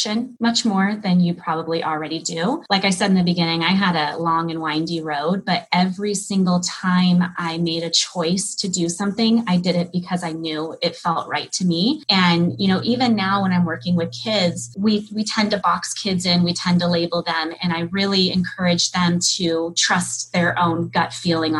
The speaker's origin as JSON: {"language": "English", "region": "California", "country": "United States", "tie": "born or raised there", "said": "I grew up in California"}